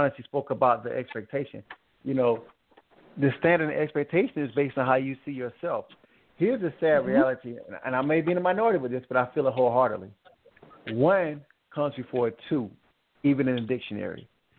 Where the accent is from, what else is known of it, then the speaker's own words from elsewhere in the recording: the South, United States; I'm from the South